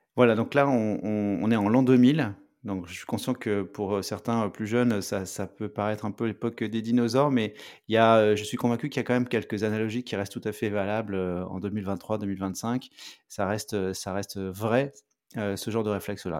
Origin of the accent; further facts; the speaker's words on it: France; moved away as an adult; now in Montreal, Canada; je suis français, j'habite à Montréal